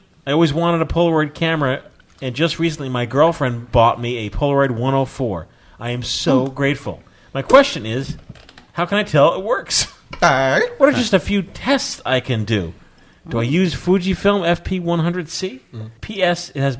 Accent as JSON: {"language": "English", "town": "Akron", "region": "Ohio", "country": "United States", "lives_now": "Florida, United States", "said": "live in Florida, and in the mornings it's 45 degrees, and by 12 it can be like 80. I'm not bragging. I'm originally from Akron, Ohio, so I know snow and feel your pain"}